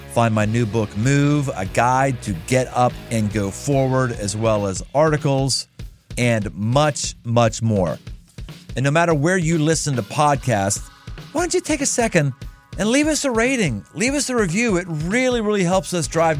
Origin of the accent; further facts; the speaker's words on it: Pittsburgh, Pennsylvania, United States; now in Cincinnati, United States; I'm from, well, originally Pittsburgh, but Cincinnati, Ohio